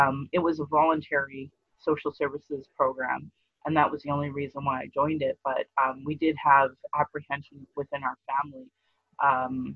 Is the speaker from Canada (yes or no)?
yes; Sylvan Lake, Alberta, Canada; also born or lived in Fort McMurray; now in Calgary, Canada; And then we moved to Sylvan Lake.